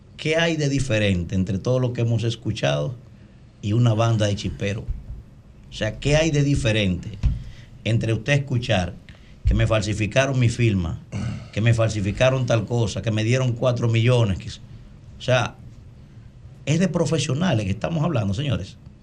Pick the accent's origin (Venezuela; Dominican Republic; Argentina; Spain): Dominican Republic; mi alegría como dominicano